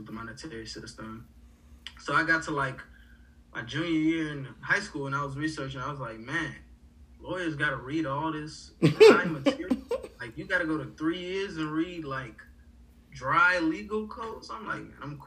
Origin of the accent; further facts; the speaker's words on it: Atlanta, Georgia, United States; also born or lived in Port-au-Prince, Haiti; I am from Atlanta